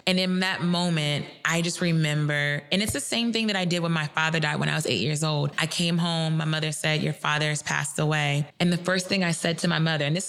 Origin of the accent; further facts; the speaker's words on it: across the bridge from Cincinnati, Northern Kentucky, United States; moved away; I'm originally from Kentucky, but where I'm from in Kentucky is across the bridge from Cincinnati